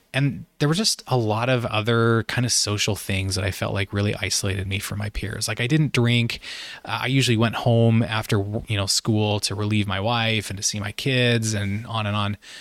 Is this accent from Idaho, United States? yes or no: yes; Idaho, United States; moved away as an adult; also born or lived in Utah / Virginia; I'm originally from Idaho, so the Pacific Northwest.